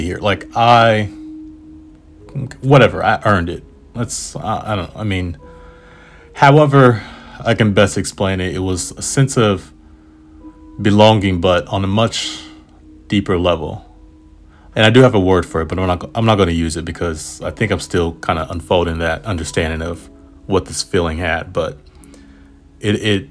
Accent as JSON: {"language": "English", "country": "United States", "said": "Yeah, I am"}